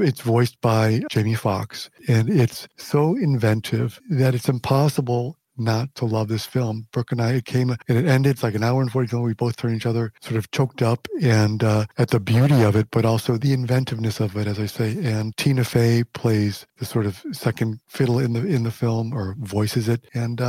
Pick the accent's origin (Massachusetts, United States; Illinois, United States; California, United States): Illinois, United States; Chicago; I am a Chicagoan, as Saul Bellow said. I'm a Chicagoan.